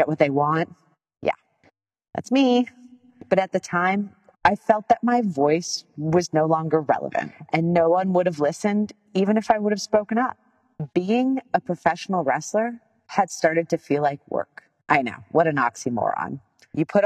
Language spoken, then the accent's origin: English; Canada; I'm Canadian.